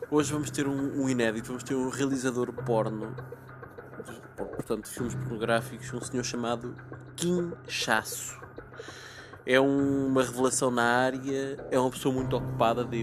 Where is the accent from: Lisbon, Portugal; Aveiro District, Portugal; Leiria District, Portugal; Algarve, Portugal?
Aveiro District, Portugal; Ora bem, eu sou da zona de Aveiro, mas radiquei-me na cidade em si porque acho que Aveiro tem um potencial pornográfico gigante.